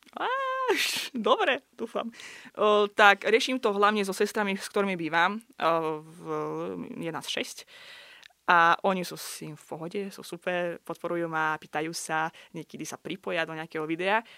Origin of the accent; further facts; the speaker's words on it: Baku, Azerbaijan; first language Russian; Slovak is a second language; moved away as an adult; now in Slovakia; Ja prosím pekne pochádzam z Azerbajdžanu, z hlavného mesta Baku